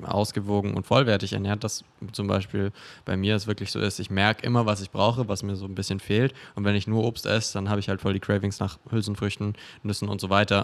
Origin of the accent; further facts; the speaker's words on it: Augsburg, Bavaria, Germany; now in Berlin, Germany; in Augsburg, wo ich herkomme